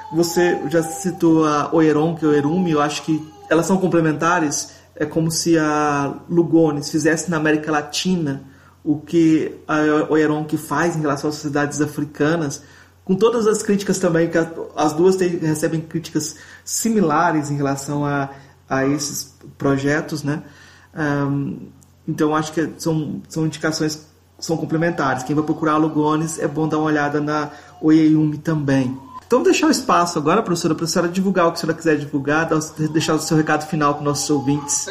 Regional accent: Goiás, Brazil; sou de Goiás

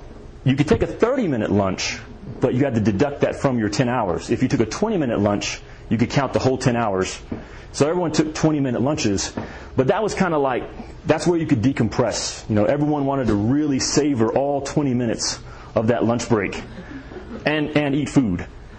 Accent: the South, United States; In the South, we had a church pretty much on every corner. And we didn't have Boy Scouts in the small town that I'm from.

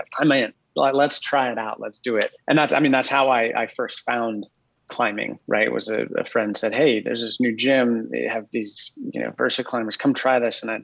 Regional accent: Boulder, Colorado, United States; moved away as an adult; now in Austin, United States; I'm actually, I'm from Colorado. I grew up in Boulder

